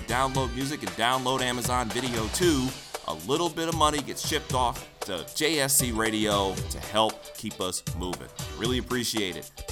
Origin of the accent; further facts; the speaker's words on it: Detroit, Michigan, United States; I'm from Detroit, too